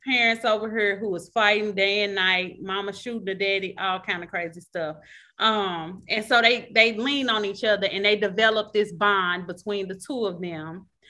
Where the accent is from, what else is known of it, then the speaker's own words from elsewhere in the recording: St. Louis, Missouri, United States; Shout out to St. Louis. That's my hometown